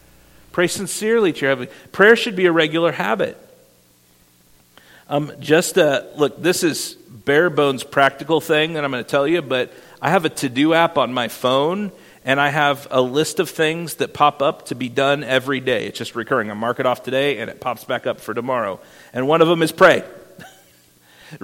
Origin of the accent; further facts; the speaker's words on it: Iowa, United States; moved away; my hometown in Iowa